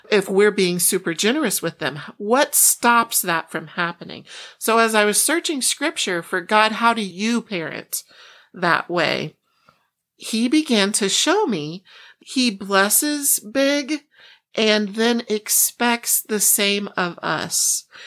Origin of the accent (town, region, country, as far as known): Iowa, United States; born or raised there; moved away; also born or lived in Oklahoma / Chicago